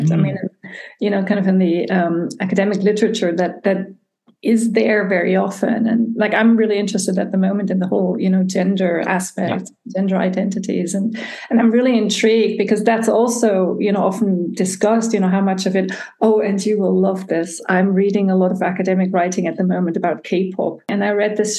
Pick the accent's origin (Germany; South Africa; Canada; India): Germany; Tübingen, Baden-Württemberg; moved away as an adult; also born or lived in United States / San Francisco / United Kingdom; I was born in Germany and I was raised here, but in my early 20s, I went to study in the United States.